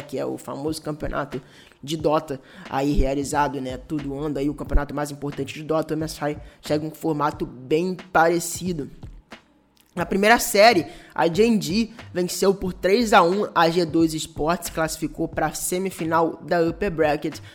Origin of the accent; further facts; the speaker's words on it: Brazil; como brasileiro